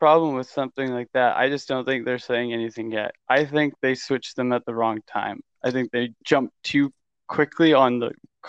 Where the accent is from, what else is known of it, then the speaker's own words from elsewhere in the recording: Canada; As a Canadian